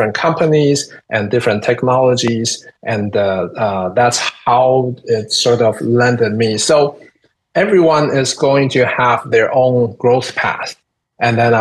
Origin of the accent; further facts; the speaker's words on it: Taiwan; moved away as an adult; I'm originally from Taiwan